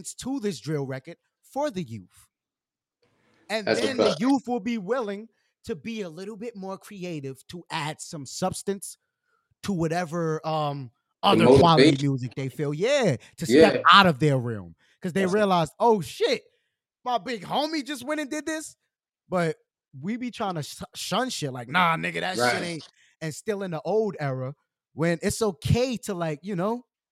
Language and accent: English; New York City, New York, United States; I'm from the Lower East Side. Like, I'm a Lower East Side Manhattan nigga. I'm a New York nigga for real.